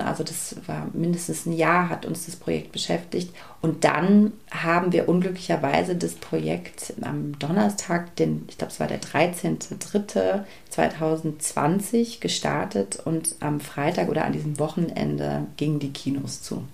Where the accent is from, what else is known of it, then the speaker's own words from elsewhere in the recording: Berlin, Germany; ich bin ostsozialisiert. Meine Eltern sind eben beide aus dem Osten. Ich bin in Ostberlin geboren.